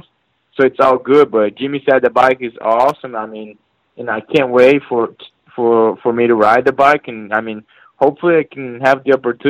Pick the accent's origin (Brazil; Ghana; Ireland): Brazil; moved away as an adult; also born or lived in California; now in North Carolina, United States; my hometown in Brazil